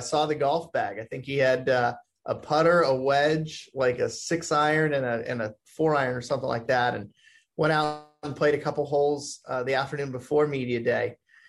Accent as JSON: {"language": "English", "town": "Sacramento", "region": "California", "country": "United States", "tie": "born or raised there", "also_born_or_lived": "Rocklin, California", "said": "I grew up in Rockland and in Sacramento"}